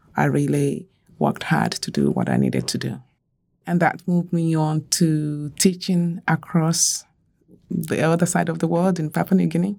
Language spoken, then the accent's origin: English; Nigeria; I grew up in Nigeria